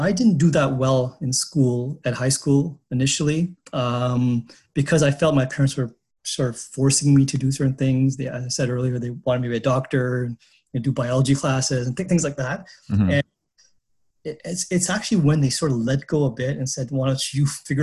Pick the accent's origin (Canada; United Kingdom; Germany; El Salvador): Canada; Montreal, Quebec; moved away as an adult; also born or lived in Pakistan / Toronto / Boston / Singapore; I grew up in Montreal